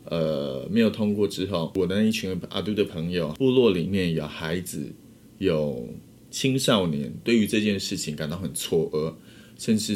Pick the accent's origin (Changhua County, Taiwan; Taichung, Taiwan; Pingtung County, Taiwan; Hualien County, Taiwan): Pingtung County, Taiwan; 回我的故乡，